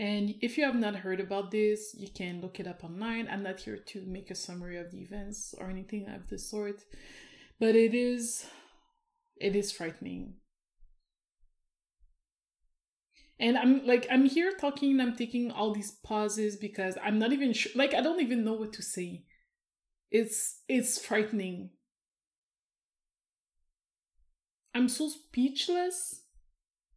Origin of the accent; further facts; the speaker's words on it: Canada; I am Canadian